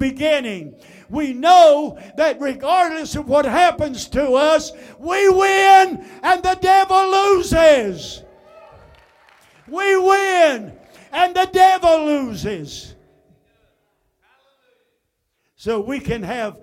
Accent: United States; I am an American

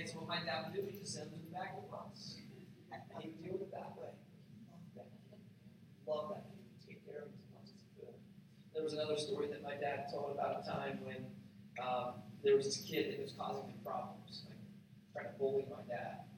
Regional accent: Appalachia, southeast Ohio, United States; I grew up in a really small town in southeast Ohio, Appalachia, Ohio, but there aren't a lot of jobs. And we live about an hour from any major city

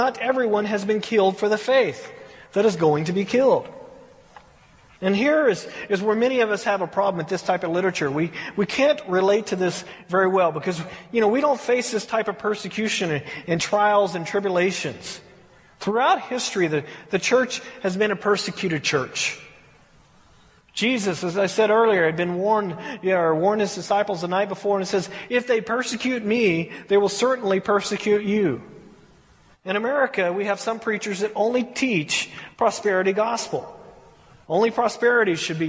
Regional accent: United States; we as American, you know, American churches

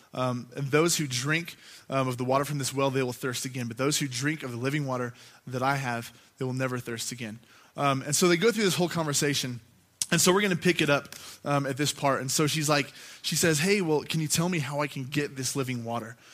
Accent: Gunnison, Colorado, United States; I grew up here in Gunnison

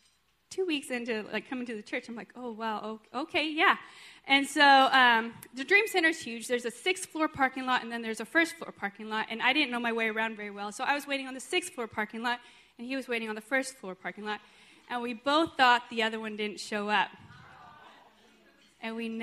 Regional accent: United States; born or raised there; also born or lived in Sweden

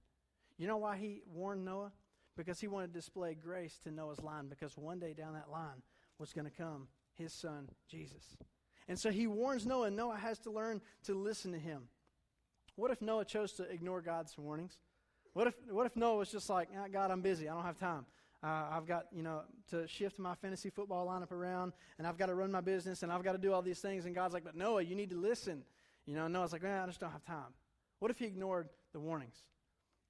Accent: Durham, North Carolina, United States; moved away; I'm from Durham, my family is.

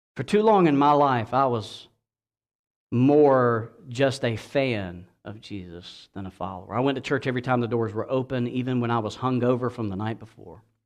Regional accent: Georgia, United States; my home state of Georgia

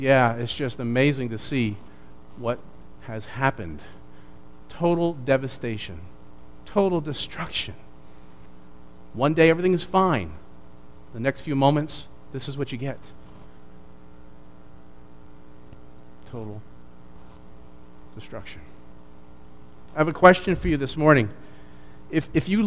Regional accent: New Jersey, United States; moved away; also born or lived in Chicago; I was born and raised in New Jersey

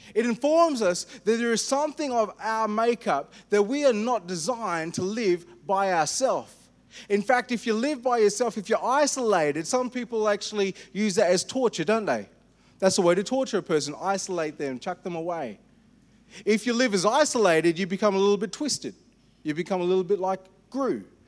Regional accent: India; I'm an Indian

